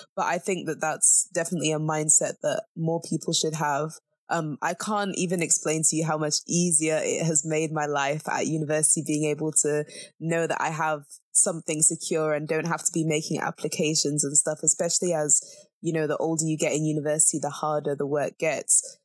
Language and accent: English; Zambia; moved away; I'm from Zambia